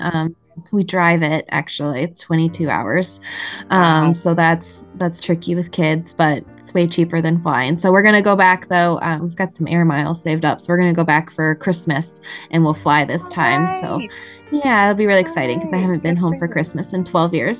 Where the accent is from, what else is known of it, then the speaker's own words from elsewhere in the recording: Montana, United States; now in Michigan, United States; I was raised in Montana